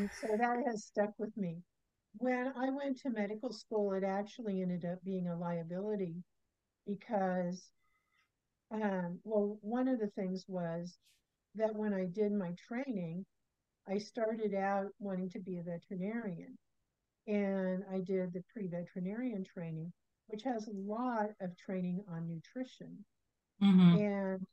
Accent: Kansas, United States; I was born in Kansas.

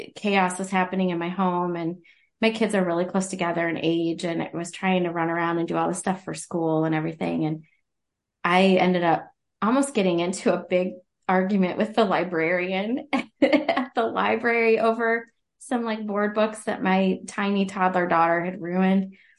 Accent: Central Ohio, United States; I'm from Central Ohio

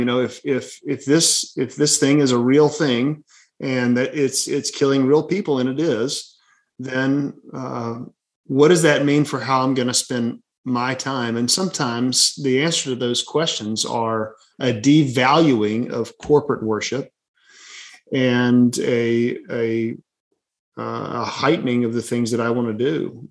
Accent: Birmingham, Alabama, United States; also born or lived in St. Louis, Missouri; born and raised in Birmingham, Alabama, and three and a half years in St. Louis, Missouri uh, for seminary.

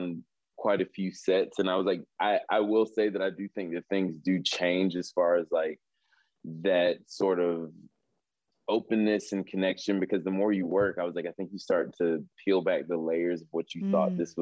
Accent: North Carolina, United States; moved away; I'm from North Carolina

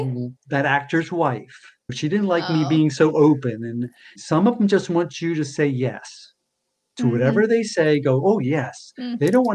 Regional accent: East Coast, United States; born there; now in California, United States; I was born on the East Coast, and I just find, again, generalizing, we were taught manners. California, they're very laid back here.

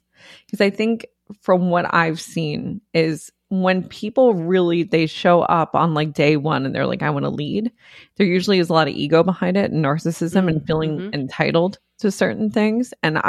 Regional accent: New York, United States; we grew up in the Bronx. It was like a little beach club because nobody had access to pools or anything. Nobody had a yard.

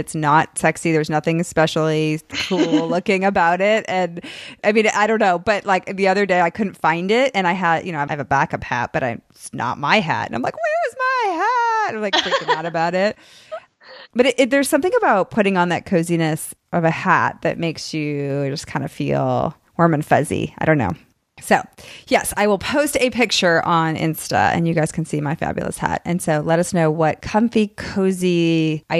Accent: United States; moved away as an adult; also born or lived in Chicago, Illinois / Boston, Massachusetts; now in Texas, United States; I'm from Chicago and Boston. So I grew up in very, very cold weather

